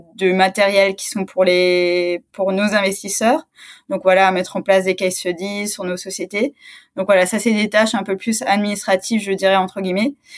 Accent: Strasbourg, Grand Est, France; je suis originaire de, de Strasbourg

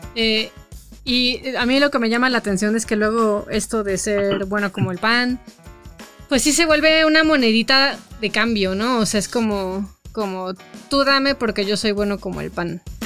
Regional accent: Toluca, State of Mexico, Mexico; cuando yo crecí en Toluca

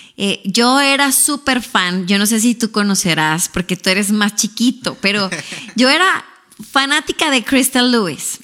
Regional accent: Ciudad Juárez, Chihuahua, Mexico; accent: Mexican; moved away as an adult; now in Houston, United States; yo soy mexicana, para empezar por ahí. Quizá pues ya cuando me escuchan hablar se me nota el acento de México

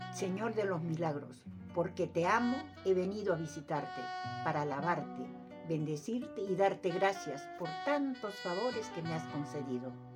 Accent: Tacna, Peru; nacida en la calle Deustoa, vecina de la Plaza de Armas

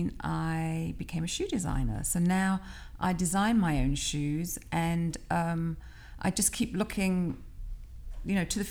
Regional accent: London, United Kingdom; moved away as an adult; now in Philadelphia, United States; I'm British because I was born in London, and I've only ever lived in London and Philadelphia.

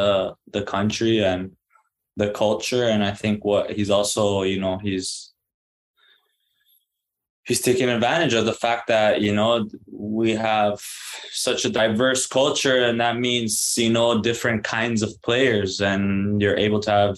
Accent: Canada; And I did too, even though being a Canadian, you know, it was kind of like a long shot

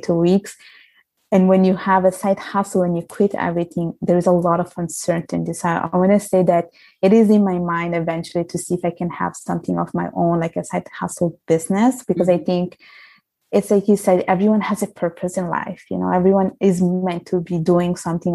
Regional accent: Italy; moved away; I am from Italy. I was I was brought up. I was born there

